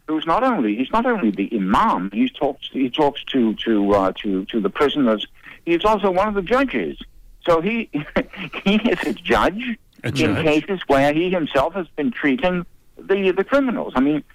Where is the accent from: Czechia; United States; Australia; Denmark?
Denmark; I was born in Denmark and she was born in Sweden.